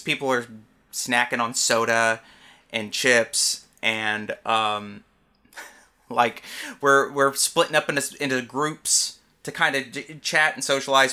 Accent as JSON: {"language": "English", "region": "Alabama", "country": "United States", "moved": "yes", "said": "I'm from Alabama originally."}